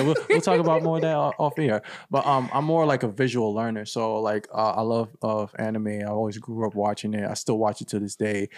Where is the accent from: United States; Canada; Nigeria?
Nigeria; Owerri, Imo; moved away; my hometown in Nigeria, Owerri